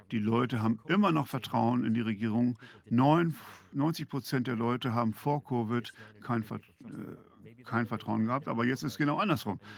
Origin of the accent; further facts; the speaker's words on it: Canada; Also erstmal sind wir Kanadier grundsätzlich erstmal sehr höflich.